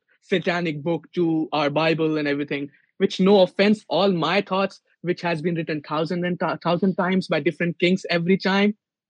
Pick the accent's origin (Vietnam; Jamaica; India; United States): India; moved away; I'm Hindu. I'm from India. My culture, my religion, my everything is different